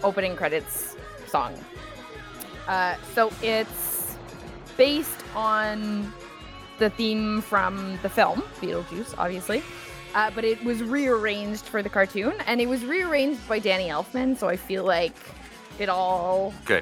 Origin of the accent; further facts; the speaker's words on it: Canada; I'm Canadian